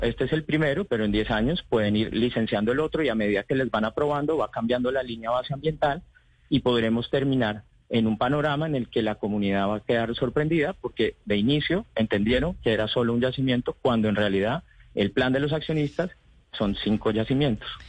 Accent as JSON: {"language": "Spanish", "country": "Colombia", "said": "como colombianos"}